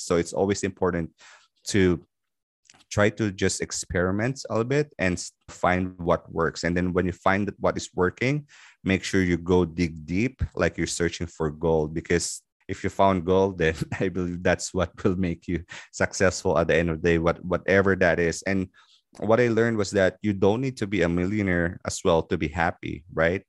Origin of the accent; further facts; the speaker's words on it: Philippines; moved away as an adult; now in Dubai, United Arab Emirates; I'm originally from the Philippines. So I moved in Dubai in two thousand ten